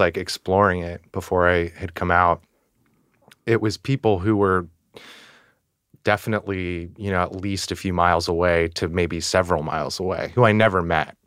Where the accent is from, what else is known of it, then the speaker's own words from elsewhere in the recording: Northern California, United States; moved away as an adult; now in New York City, United States; I am originally from Northern California, and I've been in the city over ten years